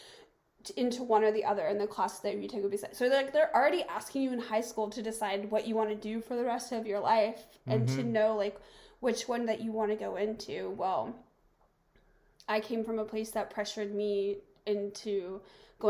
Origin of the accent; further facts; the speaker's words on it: the American South, United States; moved away as an adult; I grew up in the American South